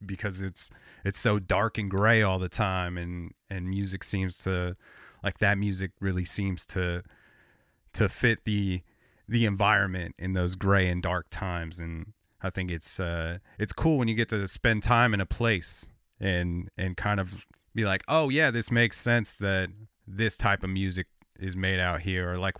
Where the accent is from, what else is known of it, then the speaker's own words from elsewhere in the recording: 40 miles outside Los Angeles, Southern California, United States; moved away as an adult; now in Portland, United States; I grew up outside in Southern California, like 40 miles outside of Los Angeles, and moved to Portland, Oregon, like 8 years ago, a little over 8 years.